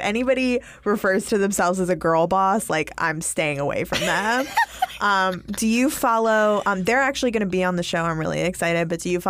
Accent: New York, United States; You know what? That's how I talk. We're from New York.

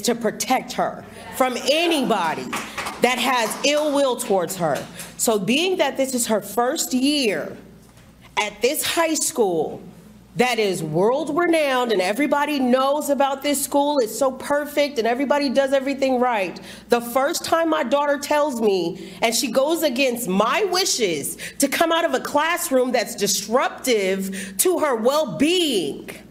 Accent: Texas, United States; now in California, United States; I'm from Texas

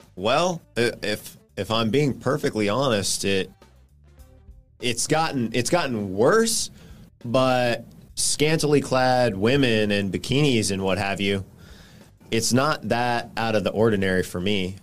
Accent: California, United States; I grew up in California

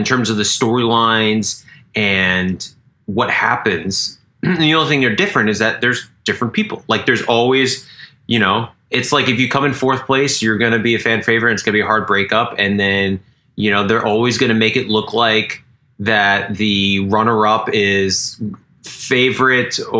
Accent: Rhode Island, United States; I love Rhode Island. It's my home state

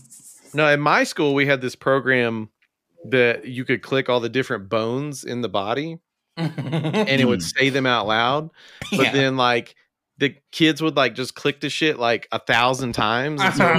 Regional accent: Memphis, Tennessee, United States; growing up in Memphis

